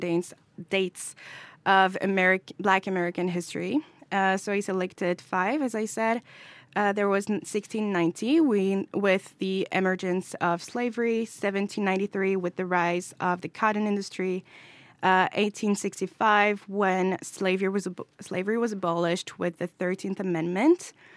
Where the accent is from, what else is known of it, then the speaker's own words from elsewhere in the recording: France; I'm also from France and I'm a person of color